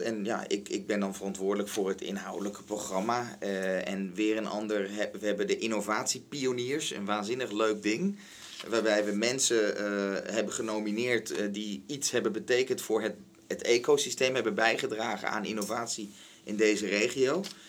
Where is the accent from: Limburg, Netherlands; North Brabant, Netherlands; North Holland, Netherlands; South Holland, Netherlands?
North Holland, Netherlands; Den Helder; ik ben geboren in Den Helder